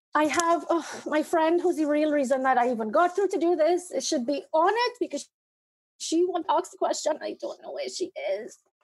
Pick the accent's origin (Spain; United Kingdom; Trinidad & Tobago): Trinidad & Tobago; Trinidad, in the Caribbean